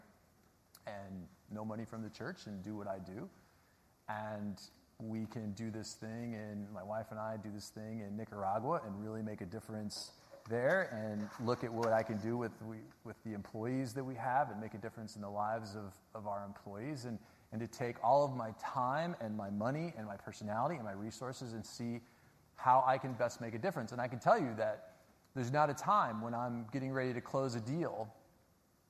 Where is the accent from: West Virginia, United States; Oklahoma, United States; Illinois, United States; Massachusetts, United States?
Illinois, United States; Chicago; my school was like featured as the worst inner city school in Chicago